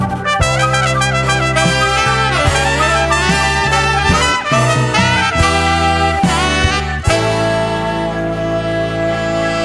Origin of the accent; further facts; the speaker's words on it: Indiana, United States; I grew up in Indiana and did marching band in high school